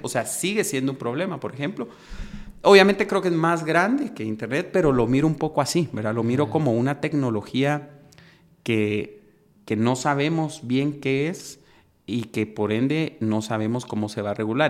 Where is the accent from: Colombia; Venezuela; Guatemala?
Guatemala; los que somos guatemaltecos